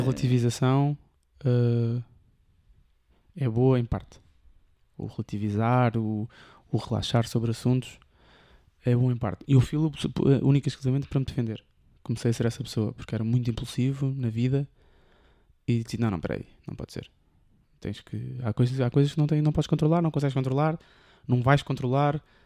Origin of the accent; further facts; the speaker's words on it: Almada, Setúbal, Portugal; also born or lived in Lisbon; apanhar o barco de, de volta para Almada e iria para a minha zona